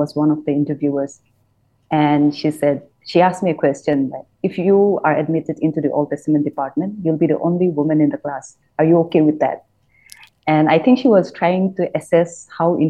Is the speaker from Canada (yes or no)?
no; Nagaland, India; now in Bangalore, India; I was born in Nagaland, and like Chris has said, it's a small state.